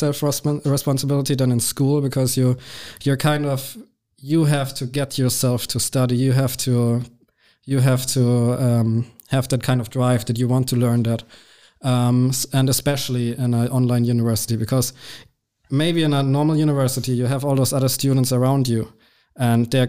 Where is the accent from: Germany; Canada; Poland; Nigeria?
Germany; Regensburg, Bavaria; also born or lived in Munich; I grew up in Regensburg until I was 17 or 18 years old. Then I moved out and I moved to Munich, the big city.